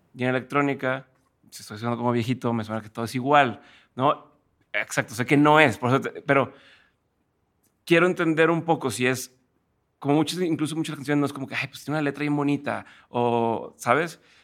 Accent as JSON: {"language": "Spanish", "town": "Monterrey", "region": "Nuevo León", "country": "Mexico", "said": "yo soy de Monterrey"}